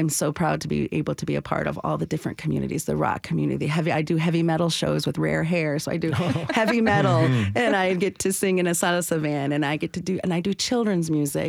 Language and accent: English; Nashville, Tennessee, United States; I was born and raised here in the United States and I have a very gringa accent, even sometimes when I speak Spanish because I grew up speaking Spanglish like we were talking because my folks are Tejanos from Texas.